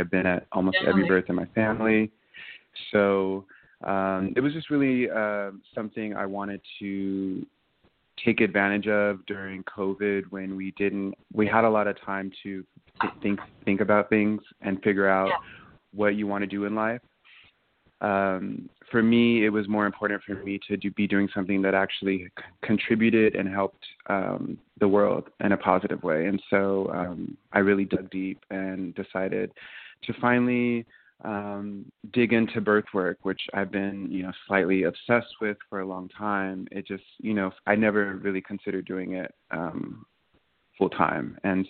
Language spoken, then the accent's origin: English; California, United States; I am a doula, a birth doula, and I'm from Northern California